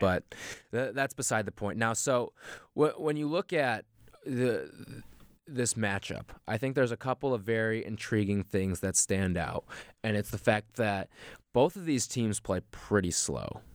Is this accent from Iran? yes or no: no; Chicago, Illinois, United States; moved away; I'm from Chicago.